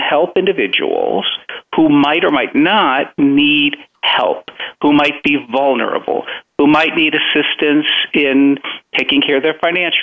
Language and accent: English; Chicago, Illinois, United States; now in Florida, United States; I'm originally Chicagoan. After we came to this country, we moved immediately to Chicago, and I have my roots in Chicago.